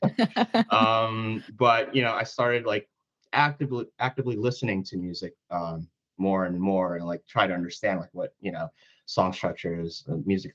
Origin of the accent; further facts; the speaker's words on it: Philadelphia, Pennsylvania, United States; moved away as an adult; now in Nashville, United States; I was born and raised in Philadelphia, and I just moved to Nashville about 3 weeks ago.